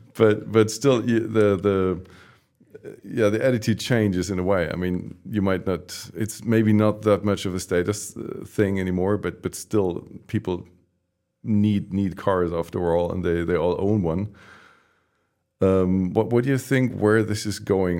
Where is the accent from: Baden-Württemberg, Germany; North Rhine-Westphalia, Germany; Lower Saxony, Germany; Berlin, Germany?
Baden-Württemberg, Germany; Stuttgart; I grew up in Stuttgart